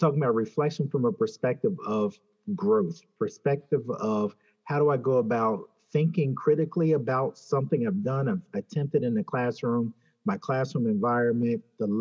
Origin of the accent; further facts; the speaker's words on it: Philadelphia, Pennsylvania, United States; I grew up in Philadelphia